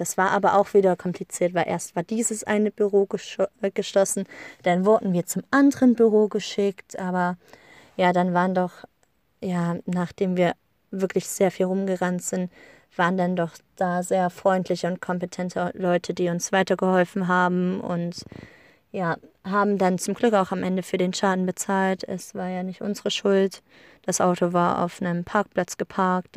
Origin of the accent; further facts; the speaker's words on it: Germany; now in Iceland; bei uns in Deutschland